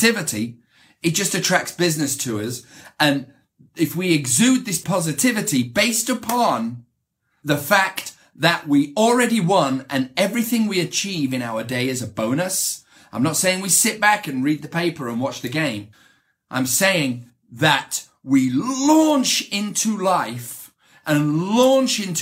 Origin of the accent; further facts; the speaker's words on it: the north of England, United Kingdom; accent: British; moved away as an adult; now in United States; growing up in England, and I grew up in Northern England, which is kind of a tough area to grow up